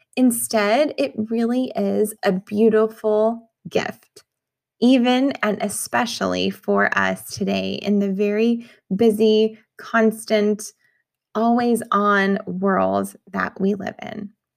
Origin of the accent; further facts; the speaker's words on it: New Mexico, United States; moved away; I grew up in New Mexico